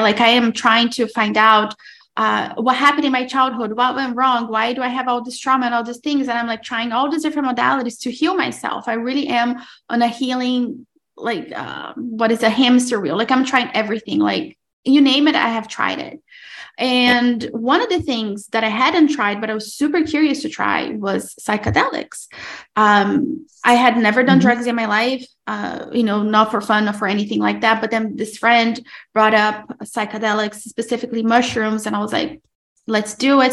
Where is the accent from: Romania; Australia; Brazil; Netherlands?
Brazil; moved away; I'm originally from Brazil, but I am married to an Italian man